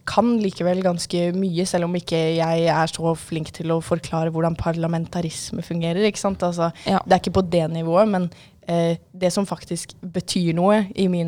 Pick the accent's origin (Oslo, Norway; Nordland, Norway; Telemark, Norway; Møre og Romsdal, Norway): Oslo, Norway; now in Sandefjord, Norway; Ja, og jeg, altså, som sagt så kommer jeg jo fra Oslo, og selv om ikke jeg har bodd der på en god del år nå, så er jeg jo fortsatt der mye, for det er der familien min stort sett er fra.